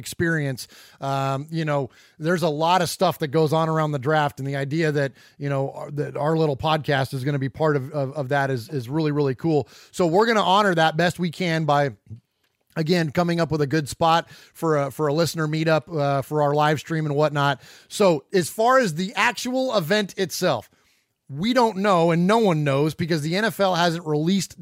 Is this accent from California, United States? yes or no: yes; San Jose, California, United States; moved away as an adult; now in Middle Tennessee, United States; … and I are originally from the Bay Area. We're from San Jose, California. We've since relocated to Middle Tennessee.